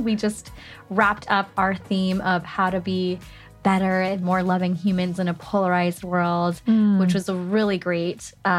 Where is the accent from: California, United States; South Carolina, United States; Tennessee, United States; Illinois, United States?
California, United States; But I'm also born and raised in California